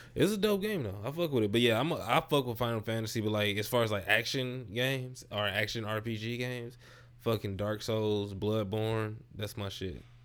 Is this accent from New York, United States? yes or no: no; St. Louis, Missouri, United States; I'm originally from Saint Louis